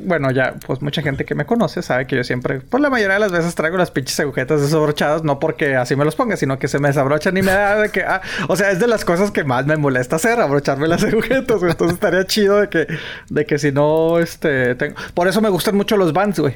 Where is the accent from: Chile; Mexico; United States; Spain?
Mexico; northern Mexican border, northern Mexico; siendo de frontera